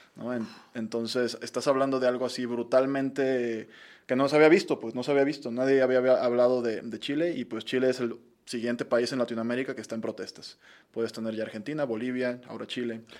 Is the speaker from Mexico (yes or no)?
yes; Mexico; los mexicanos